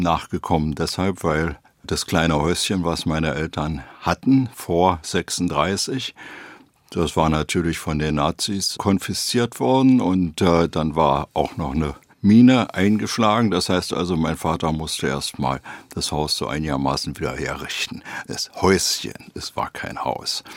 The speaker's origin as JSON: {"language": "German", "region": "Berlin", "country": "Germany", "tie": "born or raised there", "said": "Zunächst mal Berlin West bis 1950. Dann gab es einen sozusagen halb illegalen Umzug von West nach Ost-Berlin. Und dann bin ich in Weißensee, also in Ost Berlin, groß geworden"}